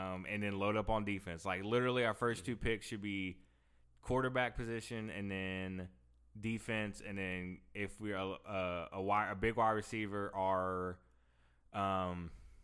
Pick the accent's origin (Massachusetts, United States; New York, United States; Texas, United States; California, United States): Texas, United States; Houston; my hometown team, the Texans